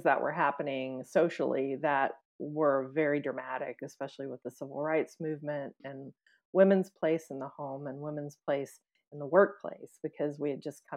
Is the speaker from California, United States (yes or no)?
no; Springfield, Missouri, United States; my hometown, which is Springfield, Missouri